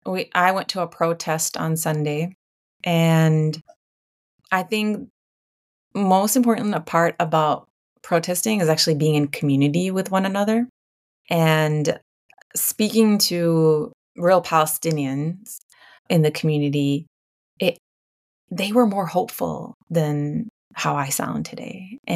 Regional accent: United States; we have to be, as Americans, as American citizens, we need to be exercising our voice and our right to vote

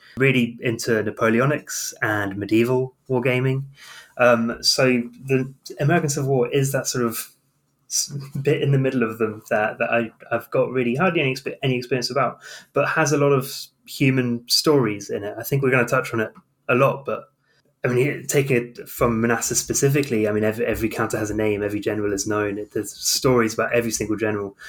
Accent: South of England, United Kingdom; I come from the South of England

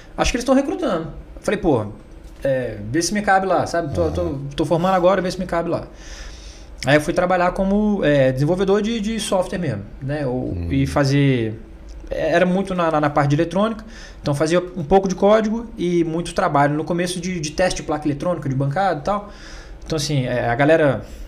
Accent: Brasília, Federal District, Brazil; also born or lived in Goiânia; eu nasci em Goiânia, mas sempre é, morei em Brasília

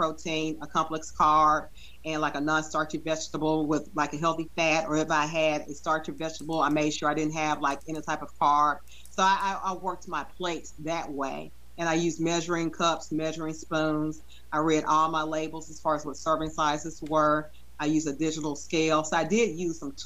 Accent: Memphis, Tennessee, United States; growing up in Memphis, we're all about barbecue

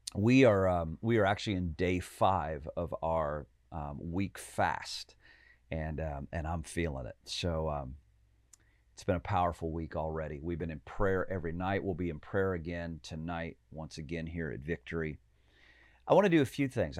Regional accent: Pekin, Illinois, United States; my hometown, uh, right out of Pekin, Illinois

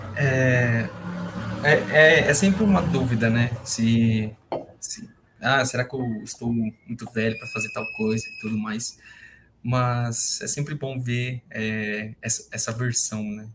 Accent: Brazil; a gente como brasileiro

